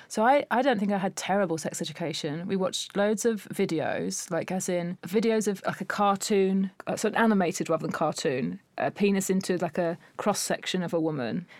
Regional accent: Essex, East of England, United Kingdom; growing up in Essex

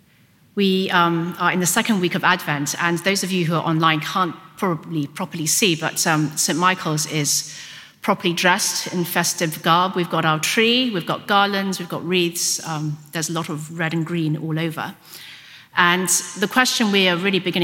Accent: Hong Kong; first language Cantonese; English is a second language; moved away; I was brought up in Hong Kong, so I was brought up speaking Cantonese

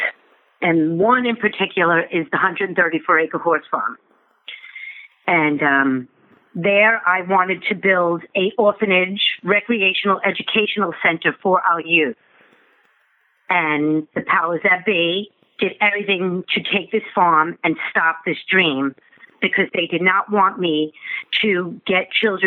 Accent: North Babylon, New York, United States; I grew up in North Babylon

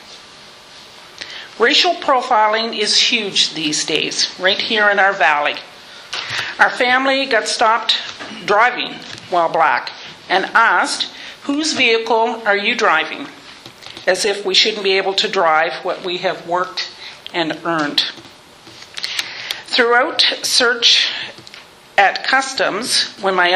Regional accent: Sheffield Mills, Nova Scotia, Canada; also born or lived in Wolfville; raised in a small community called Sheffield Mills

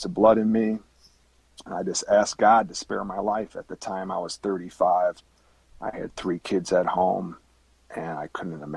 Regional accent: Chicago, Illinois, United States; moved away as an adult; now in Kansas City, United States; I grew up in the Chicagoland area in 2006. I transferred through my company to the Kansas City area

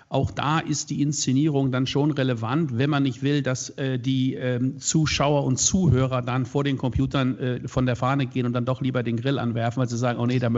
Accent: Hagen, North Rhine-Westphalia, Germany; born there; ich selber bin äh, geboren in Hagen, Westfalen. Das ist ja. äh, nicht so weit weg von Düsseldorf. In unserer Jugend haben wir immer gesagt, das Schönste an Hagen ist der Zug nach Düsseldorf.

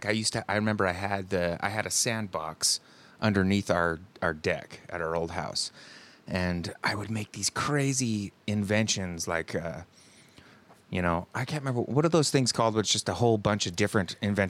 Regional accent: Salt Lake City, Utah, United States; moved away as an adult; now in Boise, United States; I grew up in Salt Lake City.

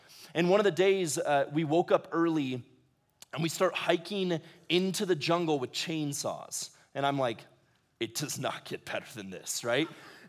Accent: Ecuador; I grew up in Ecuador. I spent a fair amount of time down there from the time I was 7 to when I graduated high school.

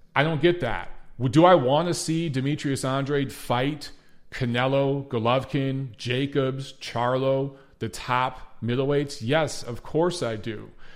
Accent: Detroit, Michigan, United States; moved away; Detroit, Michigan, my hometown.

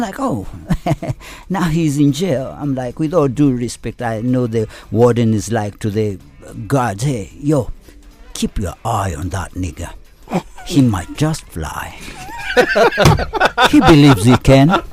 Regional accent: Kenya; I'm a Kenyan

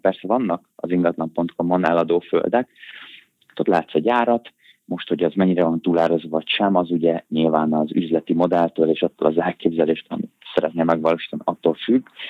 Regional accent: Budapest, Hungary; Budapesten nevelkedtem, itt is nektem fel

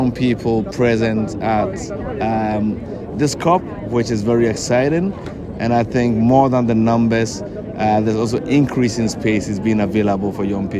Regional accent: Ghana; I'm from Ghana.

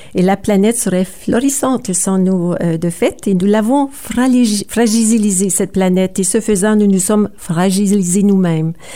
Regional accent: Sudbury, Ontario, Canada; also born or lived in Kapuskasing, Ontario; je suis née à Kapuskasing, une petite communauté du nord de l'Ontario. Euh, j'ai grandi à Sudbury

